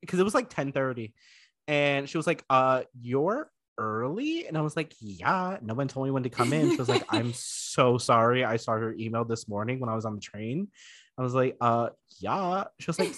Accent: Florida, United States; moved away; I was from Florida

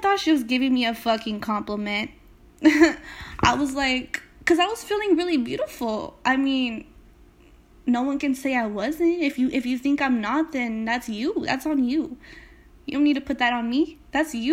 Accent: Salinas, California, United States; I'm just someone from Salinas, California

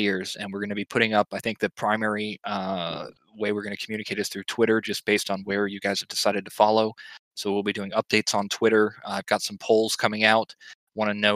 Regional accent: Georgia, United States; now in Florida, United States; a boy born and raised in Georgia

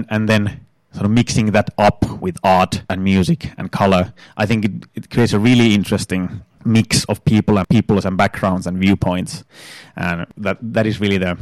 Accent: northern Finland, Finland; now in Turku, Finland; I'm from Northern Finland originally

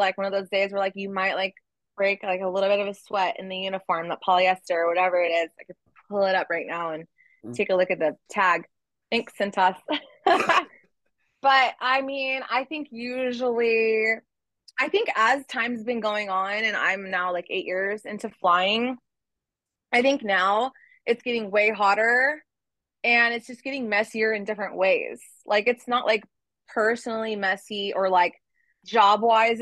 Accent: Ventura, California, United States; I'm from Ventura, the restaurant is Thousand Oaks

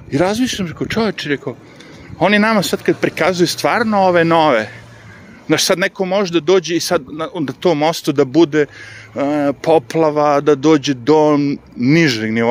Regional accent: Višegrad, Republika Srpska, Bosnia & Herzegovina; moved away; pošto sam odrastao u Višegradu

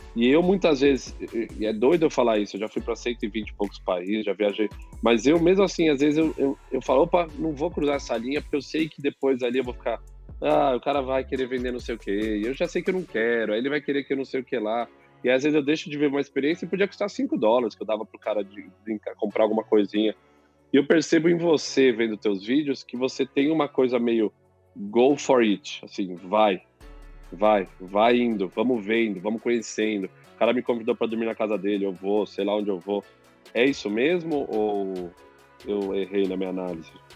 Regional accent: São Paulo, Brazil; cresci em São Paulo

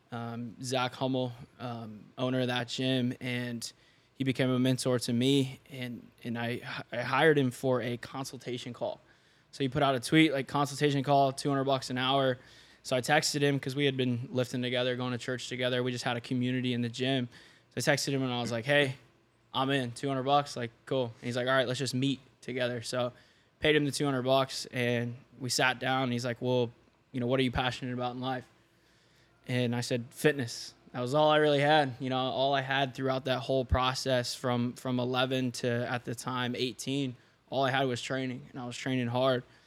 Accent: Seymour, Indiana, United States; I grew up in small town in Indiana, Seymour

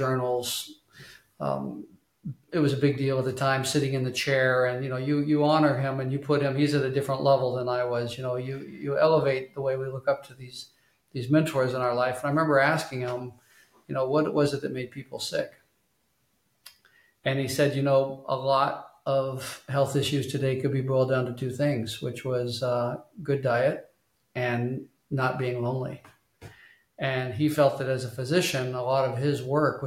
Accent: Tulsa, Oklahoma, United States; also born or lived in Arkansas; I was born and raised in Tulsa, Oklahoma. I was born in Arkansas, but raised in Oklahoma.

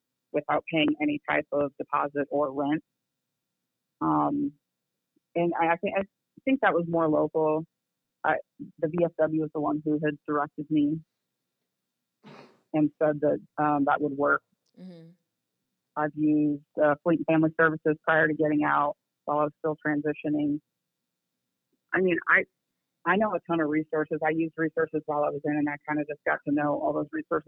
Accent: California, United States; moved away as an adult; now in Texas, United States; I'm originally from California. I moved out here because my support system was out here.

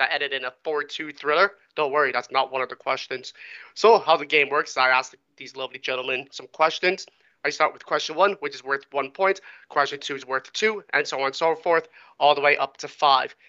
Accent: Canada; I am Canadian

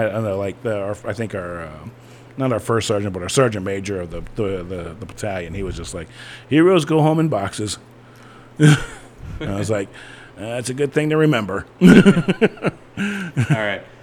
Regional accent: Ohio, United States; I grew up in Ohio

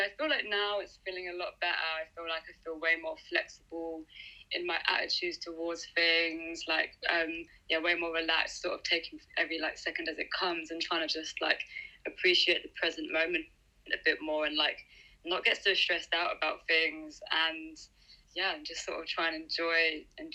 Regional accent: Deal, South East England, United Kingdom; also born or lived in South East London; now in London, United Kingdom; I'm from like a small town in Kent called Deal on the coast, which is nice. But now I live in Southeast London

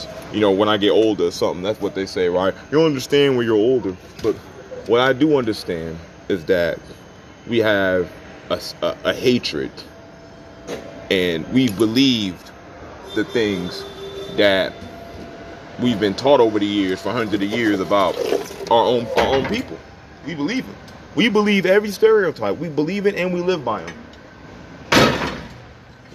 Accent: Charlotte, North Carolina, United States; also born or lived in Baltimore; I grew up in Charlotte, but I'm a Baltimore nigga in my heart.

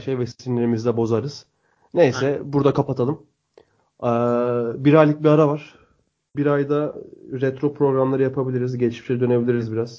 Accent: Bursa, Turkey; Biz de Bursalıyız.

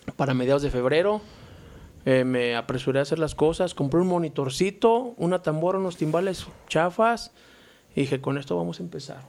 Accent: León, Guanajuato, Mexico; also born or lived in Torreón, Coahuila (parents); Nada más yo y mi hermana nacimos aquí, o sea, traemos la sangre norteña

